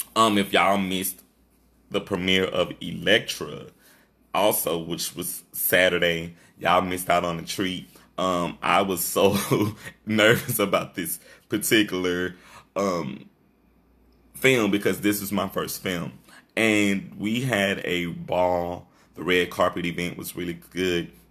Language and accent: English; Shreveport, Louisiana, United States; this is my hometown